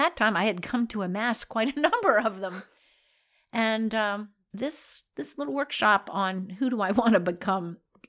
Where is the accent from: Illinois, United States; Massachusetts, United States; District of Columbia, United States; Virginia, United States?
Virginia, United States; So I was raised in Virginia, not in South Florida.